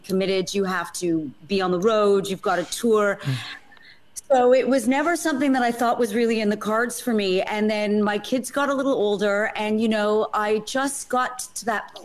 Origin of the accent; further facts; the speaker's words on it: Montreal, Quebec, Canada; moved away as an adult; also born or lived in New York, United States; now in London, United Kingdom; I was born in Canada, moved to New York, lived there for about 11 years, and then came to London over 20 years ago now